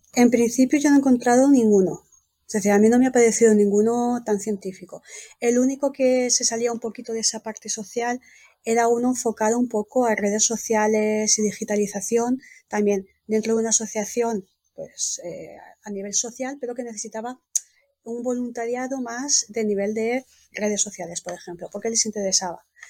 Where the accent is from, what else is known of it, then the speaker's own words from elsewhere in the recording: Spain; also born or lived in Valencia; now in Italy; Yo soy española, pues desde España